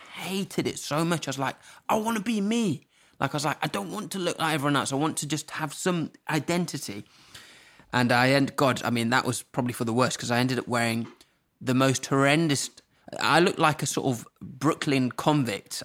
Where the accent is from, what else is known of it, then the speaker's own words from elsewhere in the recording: Norwich, East of England, United Kingdom; moved away as an adult; also born or lived in Zimbabwe; I've grown up in this village where there's no one around